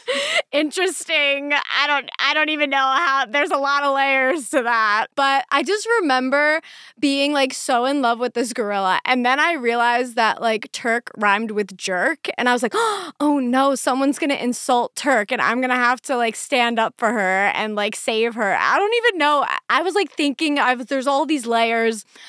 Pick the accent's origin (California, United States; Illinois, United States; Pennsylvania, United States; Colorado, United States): Pennsylvania, United States; growing up in Pennsylvania in the middle of nowhere